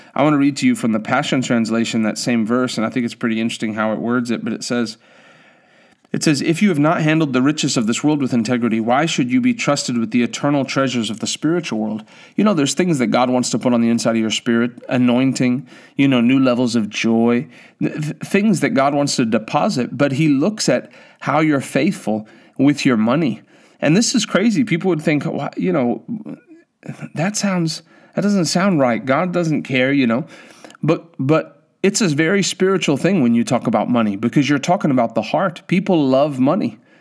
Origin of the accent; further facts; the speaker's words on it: South Africa; now in United States; I come from South Africa